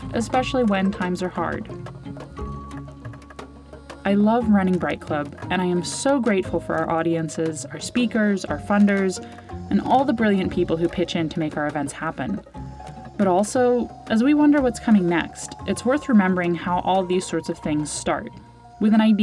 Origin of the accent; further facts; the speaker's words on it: United States; now in Ireland; as an American doing comedy and science communication in Ireland.